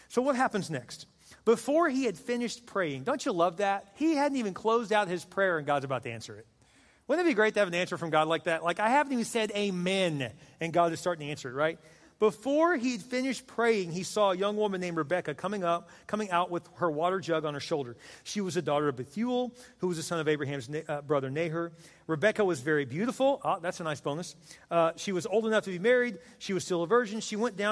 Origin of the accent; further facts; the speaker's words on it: Texas, United States; moved away; I'm from Texas